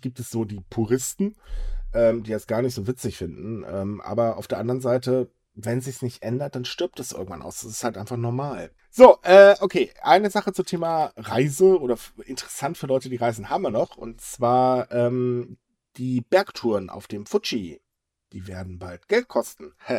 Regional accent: Germany; bei uns in Deutschland

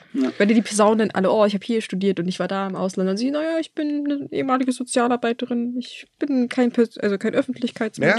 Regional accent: Germany; bei uns in Deutschland

